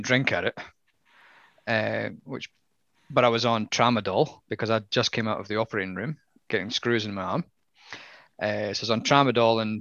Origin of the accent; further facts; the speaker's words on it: Scotland, United Kingdom; as a Scotsman